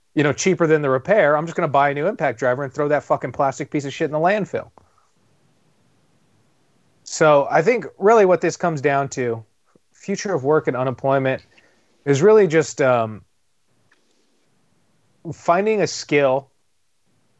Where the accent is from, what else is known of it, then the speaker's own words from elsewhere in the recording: Tehachapi, California, United States; moved away; I'm in Tehachapi, my hometown